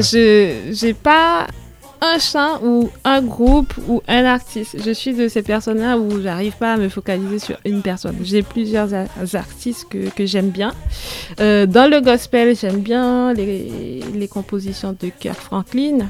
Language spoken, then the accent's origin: French; Haiti; moved away as an adult; now in Grenoble, France; je suis de Haïti. Je suis arrivée en France en 2010